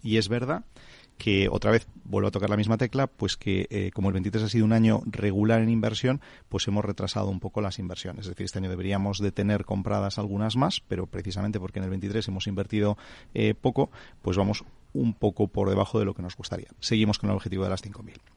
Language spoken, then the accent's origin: Spanish; Santander, Cantabria, Spain; yo soy de Santander